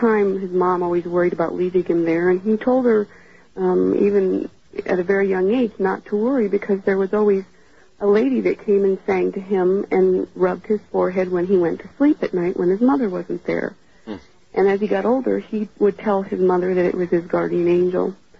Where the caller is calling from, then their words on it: Gilbert, Arizona, United States; I'm calling from Gilbert, Arizona.